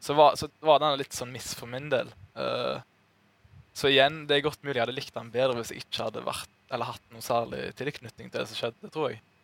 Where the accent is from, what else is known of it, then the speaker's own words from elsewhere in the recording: Norway; som nordmann